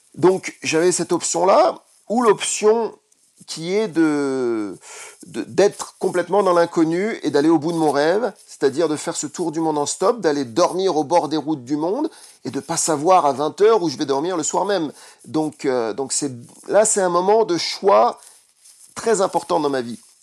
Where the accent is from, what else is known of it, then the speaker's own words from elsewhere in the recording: France; je suis français.